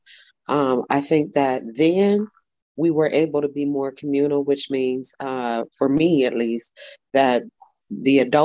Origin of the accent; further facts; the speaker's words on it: Warren, Ohio, United States; I'm a native of Warren, Ohio. And I'm originally from the West Side, 6th Ward